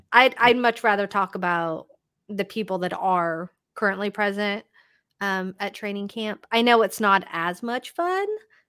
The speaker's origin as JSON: {"language": "English", "town": "Toronto", "region": "Ontario", "country": "Canada", "said": "like I can totally understand why I'm being from Toronto."}